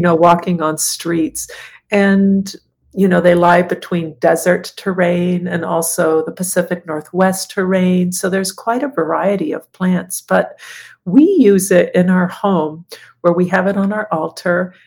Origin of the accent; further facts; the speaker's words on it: Guatemala; growing up in Guatemala